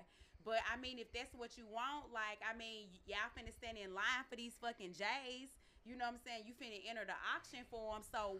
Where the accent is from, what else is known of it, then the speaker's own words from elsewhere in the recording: the South, United States; I'm from the South. I'm a Southern Belle. So, I mean, I definitely think that, like, dating in New York is, like, something, like, completely different from down South, even though I haven't been there in a while.